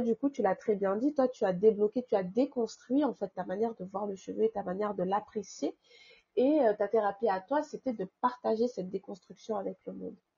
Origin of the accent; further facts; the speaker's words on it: France; also born or lived in Île-de-France; je suis, d'origine comorienne, mes parents sont comoriens tous les deux, mais j'ai grandi en France, donc je suis française